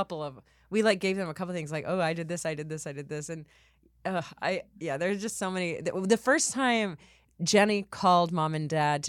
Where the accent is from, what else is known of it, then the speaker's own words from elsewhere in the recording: Texas, United States; I'm from Texas.